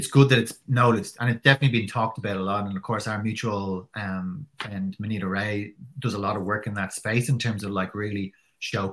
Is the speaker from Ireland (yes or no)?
yes; Ireland; as an Irish person who probably doesn't really come from that kind of culture